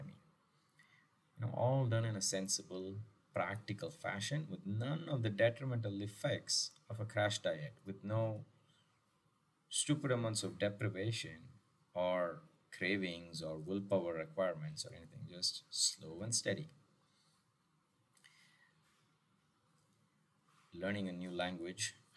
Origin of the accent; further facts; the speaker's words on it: Chennai, Tamil Nadu, India; my hometown of Madras